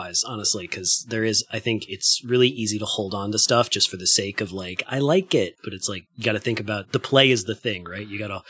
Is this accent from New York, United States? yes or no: yes; Buffalo, New York, United States; I'm from Buffalo, so we have Dingus Day.